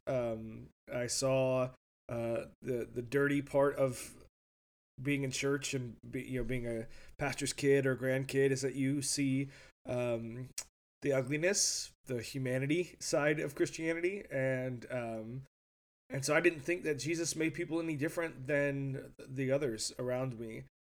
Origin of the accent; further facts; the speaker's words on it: California, United States; moved away as an adult; also born or lived in Chicago / Detroit area, Michigan / Lake Jackson, Texas / Seattle area; growing up in California on the West Coast